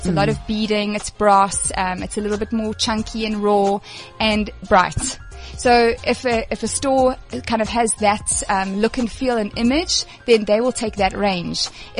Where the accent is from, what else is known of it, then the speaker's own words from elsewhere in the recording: Durban, KwaZulu-Natal, South Africa; moved away as an adult; now in Johannesburg, South Africa; people can tell straight away I'm from Durban